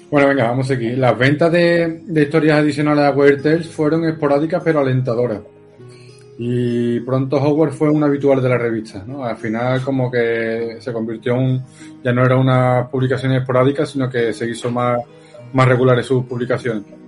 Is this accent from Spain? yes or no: yes; Seville, Andalusia, Spain; soy sevillano, ¿qué, qué acento voy a tener?